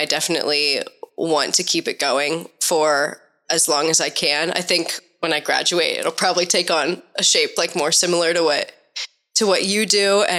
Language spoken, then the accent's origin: English; Omaha, Nebraska, United States; moved away as an adult; now in Portland, United States; I'm from Omaha, Nebraska originally.